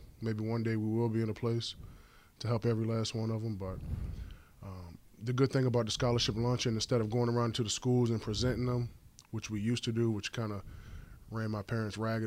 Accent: King George, Virginia, United States; moved away as an adult; now in Chicago, United States; I'm from Virginia. I'm from King George, Virginia.

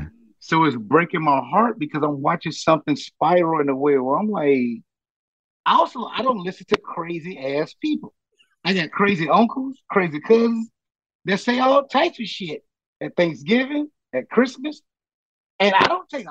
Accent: Chicago, Illinois, United States; we are from Chicago. It was this weird town where all of us was coming up with whatever fields we was doing

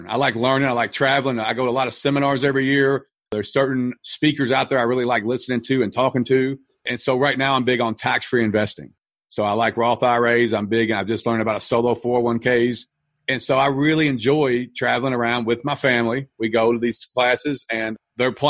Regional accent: Louisville, Kentucky, United States; I'm from Louisville, Kentucky

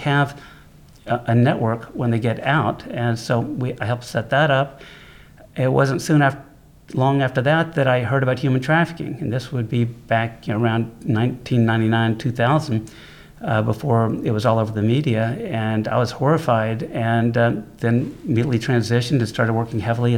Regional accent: Louisiana, United States; Growing up in Louisiana

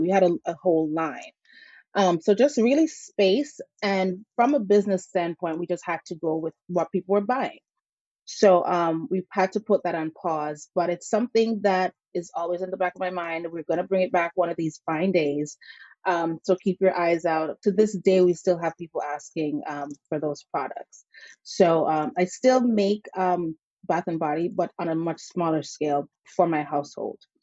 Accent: St. Ann, Saint Ann, Jamaica; now in Connecticut, United States; I grew up in Jamaica with my grandparents

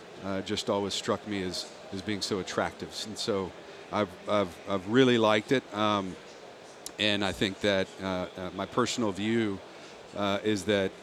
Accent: Laredo, Texas, United States; now in Houston, United States; I'm from South Texas. I grew up down in Laredo.

